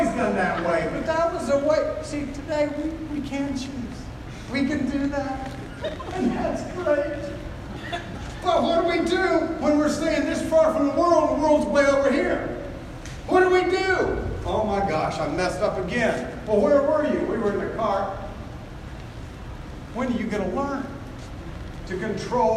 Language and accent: English; United States